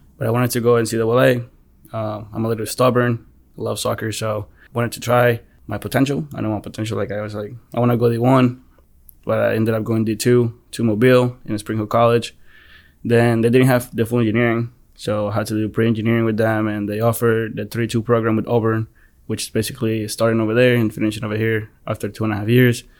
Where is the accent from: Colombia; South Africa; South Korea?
Colombia; now in United States; I was born in Colombia